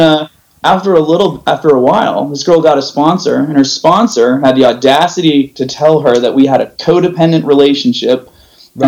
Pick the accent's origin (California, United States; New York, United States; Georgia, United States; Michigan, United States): California, United States; San Jose; also born or lived in Orange County; I'm from uh, the Bay Area. So I oh, grew up in I grew up in San Jose